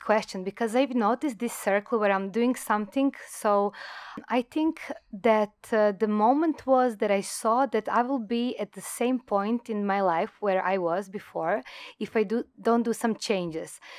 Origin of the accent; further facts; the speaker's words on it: Croatia; moved away as an adult; now in Thailand; I come from Croatia, it's a small country